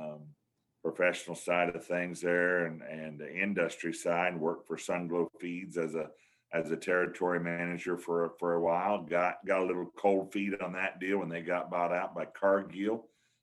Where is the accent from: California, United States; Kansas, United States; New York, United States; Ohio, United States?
Kansas, United States; Caney; I grew up in Caney, Kansas, small town in southeast Kansas